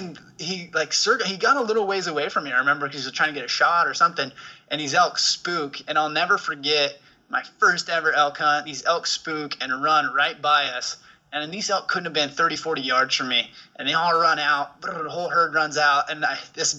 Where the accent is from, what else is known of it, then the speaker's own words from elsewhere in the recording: Perrydale, Oregon, United States; in the Willamette Valley. Kind of on the west side, up against the Coast Range, little town called Perrydale